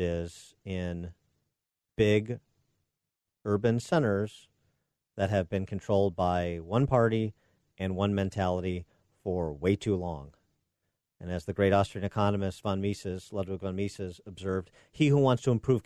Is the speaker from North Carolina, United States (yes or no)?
no; Chicago, Illinois, United States; my hometown of Chicago